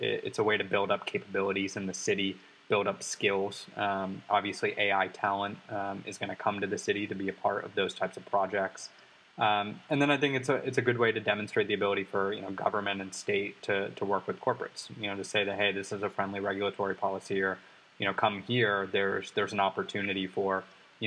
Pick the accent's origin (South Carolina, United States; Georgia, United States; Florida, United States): Georgia, United States; Atlanta; I'm from Atlanta. I'm from a secondary market.